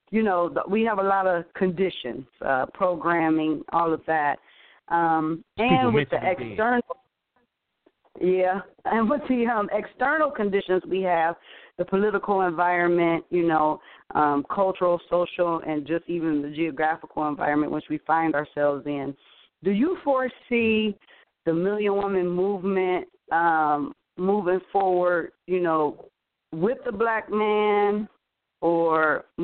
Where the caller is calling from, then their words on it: Cleveland, Ohio, United States; I'm calling from Cleveland, Ohio.